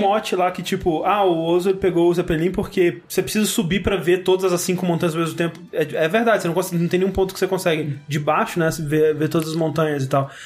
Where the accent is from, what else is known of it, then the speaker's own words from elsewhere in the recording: Brazil; a gente é brasileiro